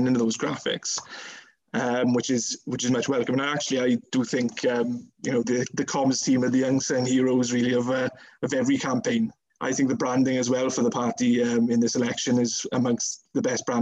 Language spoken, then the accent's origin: English; Pencoed, Wales, United Kingdom; I still am a town councillor in Pencoed, so you know that's also helped in terms of the profile in my hometown